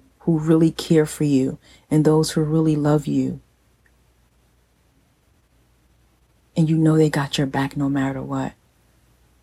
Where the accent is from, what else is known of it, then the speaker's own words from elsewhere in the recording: New Jersey, United States; moved away; my hometown in New Jersey